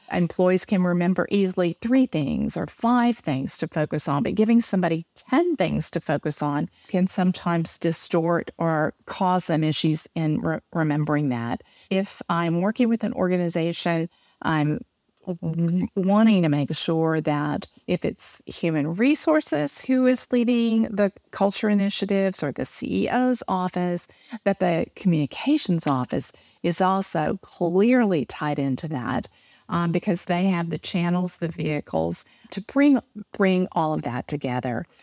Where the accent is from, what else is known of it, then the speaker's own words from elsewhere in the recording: Texas, United States; accent: southern; I was born in Texas. My parents, uh, were into farming and ranching, but we also had a grocery store. So, I, um, literally grew up out, uh, in a rural part of Texas